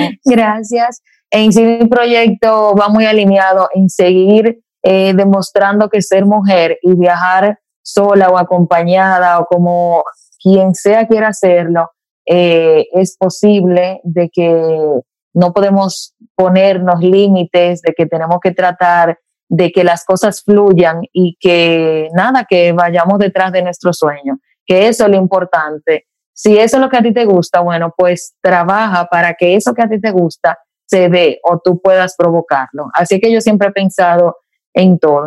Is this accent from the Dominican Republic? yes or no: yes; Dominican Republic; como viajera dominicana